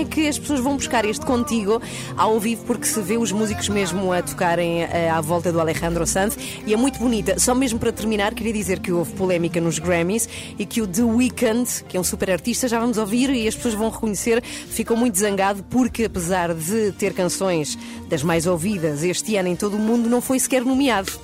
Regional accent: Madrid, Community of Madrid, Spain; now in Portugal; a minha origem é de Espanha. Eu nasci em Madrid, onde vivi muitos anos

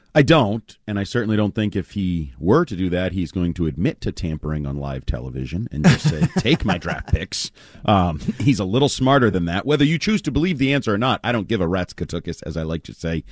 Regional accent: United States; I'm an I'm an American

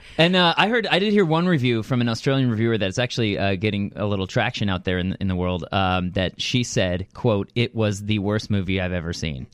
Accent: Thousand Oaks, California, United States; I'm from Thousand Oaks

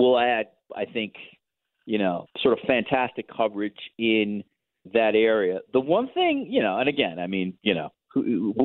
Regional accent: United States; moved away as an adult; now in Toronto, Canada; Now living in Toronto as an American, I live in a city, honestly, that reminds me the most of Chicago

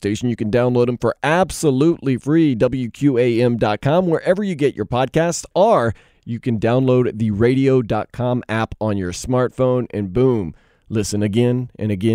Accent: New Orleans, Louisiana, United States; now in Miami, United States; I'm originally born and raised in New Orleans, but now I make my home here in Miami

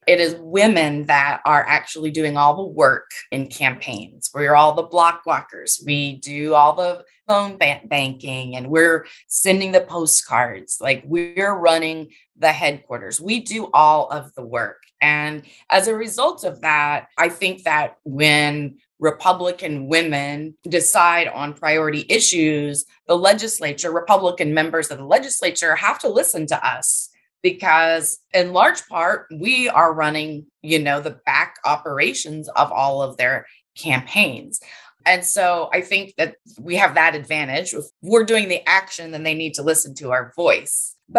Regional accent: West Virginia, United States; now in Texas, United States; I am in Texas because my dad is a petroleum engineer and I'm originally from West Virginia, and both of my grandfathers were coal miners.

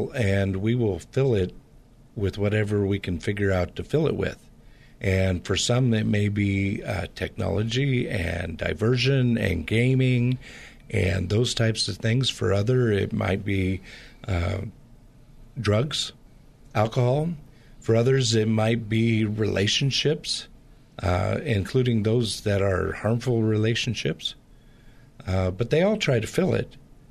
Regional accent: Portland, Pacific Northwest, United States; I grew up in the Pacific Northwest, which has a lot of the same type of culture in the Portland area as the Bay Area does.

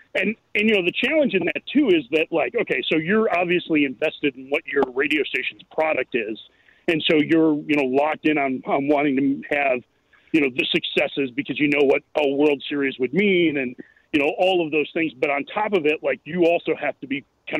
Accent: Lake Forest, Illinois, United States; Yep, born and raised.

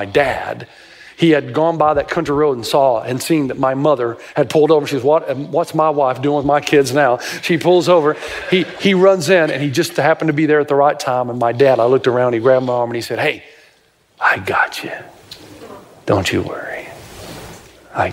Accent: Tennessee, United States; I grew up in Tennessee

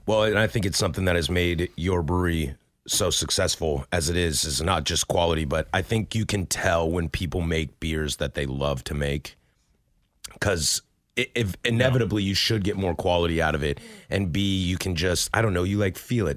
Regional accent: Pacific Northwest, United States; born and raised in the Pacific Northwest

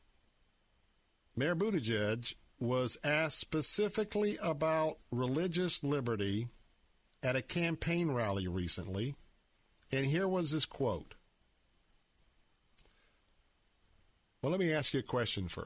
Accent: Tampa, Florida, United States; born or raised there

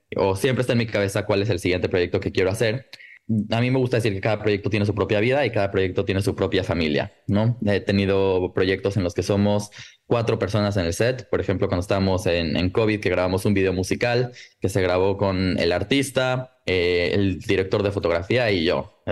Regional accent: Mexico; viniendo de México

